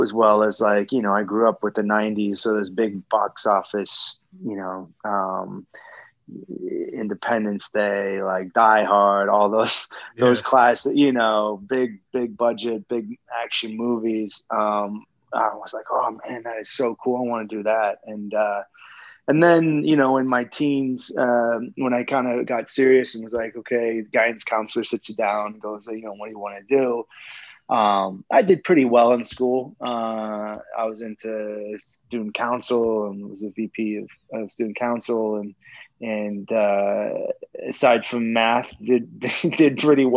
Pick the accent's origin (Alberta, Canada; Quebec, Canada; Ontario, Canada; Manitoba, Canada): Ontario, Canada; Peterborough; moved away; also born or lived in Los Angeles, United States / Vancouver, Canada; I'm originally from a small town just outside Toronto called Peterborough, Ontario, home of a number of NHL hockey players, big hockey town, Irish Catholic kind of hockey town in Canada